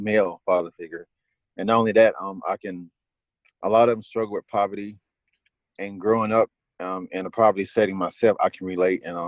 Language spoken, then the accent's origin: English; Clinton, North Carolina, United States; I grew up in Clinton with his sister